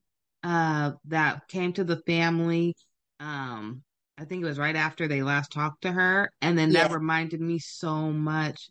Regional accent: Sacramento, California, United States; I'm from Sacramento.

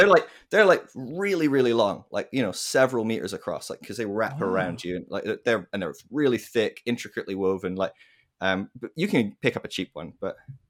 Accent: Scotland, United Kingdom; also born or lived in England / Ireland / United States; So I'm from Scotland originally, but I've lived throughout England, Scotland, Ireland, America. I've lived around, so bit of a blend. Hard one to place.

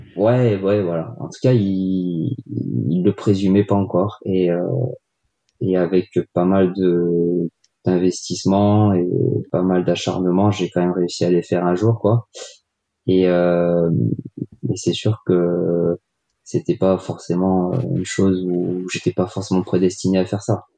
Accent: Grenoble, Auvergne-Rhône-Alpes, France; je suis grenoblois d'origine

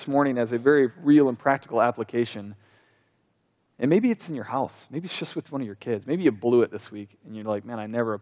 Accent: United States; we're Americans

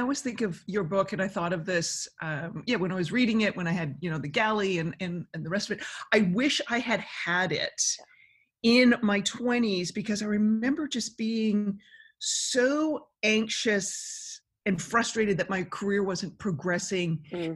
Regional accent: Canada; being Canadian

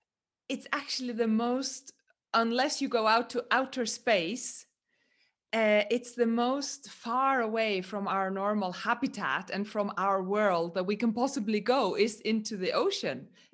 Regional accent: Faroe Islands; me growing up in the Faroe Islands by the sea and then working on a fishing boat and then sailing with my own boat around the world for 3 years

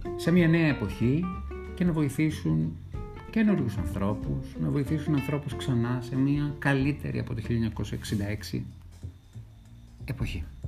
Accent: Greece; είμαι Έλληνας

